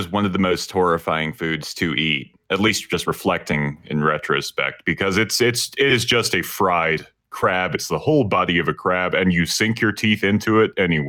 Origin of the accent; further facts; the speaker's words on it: Chesapeake Bay, United States; I grew up in the Chesapeake Bay.